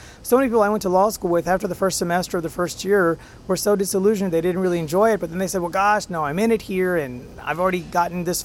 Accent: India; moved away; also born or lived in Europe; I'm originally from India

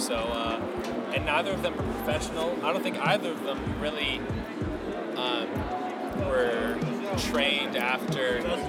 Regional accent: United States; being an American, being half white is kind of like, we don't even know what white means. I could be Scottish, I could be Irish, I guess we don't know.

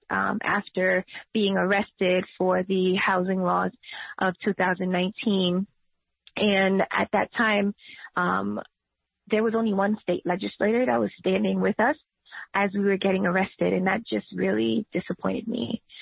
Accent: New York City, New York, United States; I've been a tenant activist since I was 16 when I was organizing on Myrtle Avenue in Brooklyn

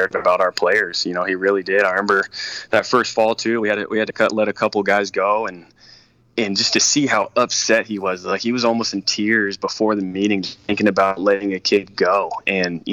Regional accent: San Diego, California, United States; I grew up here in San Diego

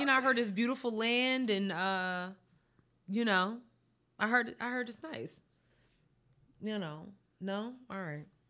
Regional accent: New York, United States; growing up in New York

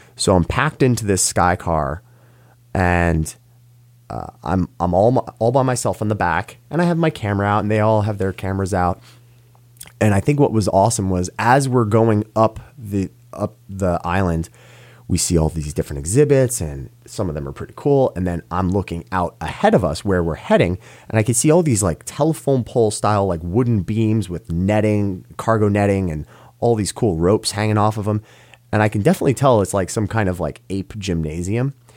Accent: New York, United States; as a New Yorker

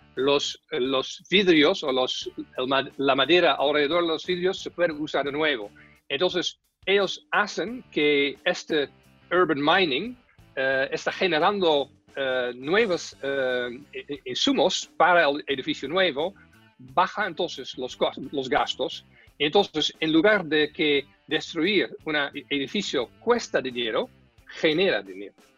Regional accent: Netherlands; now in Chile

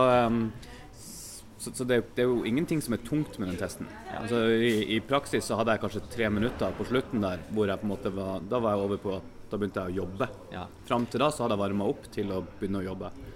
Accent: Bodø, Nordland, Norway; now in Kristiansand, Norway; Jeg er fra Bodø.

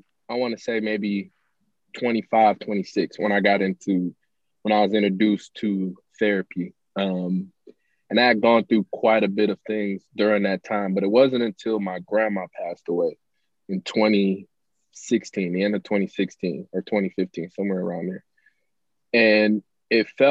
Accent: Pontiac, Michigan, United States; I'm from Pontiac, Pontiac, Michigan. Grew up there, born and raised.

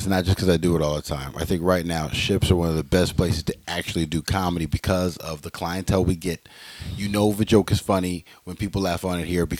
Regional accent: California, United States; growing up in Cali, there was always a little bit, and I never felt it living in the Valley directly because I had lots of friends that were Mexican, right?

